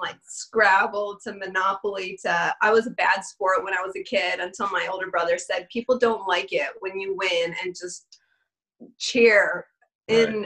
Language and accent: English; Detroit, Michigan, United States; now in Oklahoma, United States; I grew up outside of Detroit with Isaiah Thomas and Joe Dumars